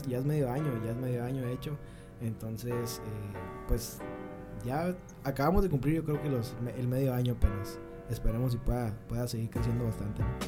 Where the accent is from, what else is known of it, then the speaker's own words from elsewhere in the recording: Nogales, Sonora, Mexico; Soy de Nogales, Sonora.